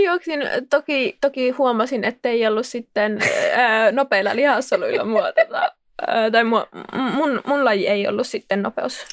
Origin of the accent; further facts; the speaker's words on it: Kokkola, Central Ostrobothnia, Finland; also born or lived in Jyväskylä; now in Helsinki, Finland; mä oon alun perin Kokkolasta ja Jyväskylän kautta nyt Helsinkiin päätynyt juoksija